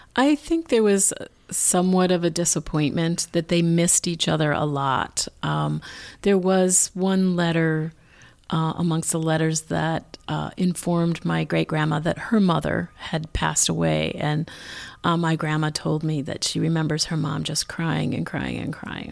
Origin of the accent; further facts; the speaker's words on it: Minneapolis, Minnesota, United States; growing up in Northeast Minneapolis